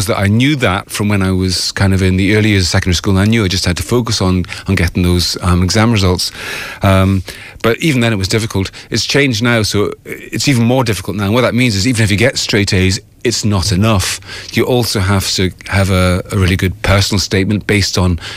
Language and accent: English; Fife, Scotland, United Kingdom; moved away as an adult; now in Ireland; I grew up in an area called the Kingdom of Fife